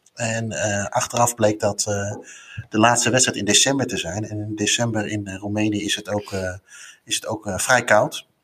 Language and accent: Dutch; Netherlands; wij als Nederlanders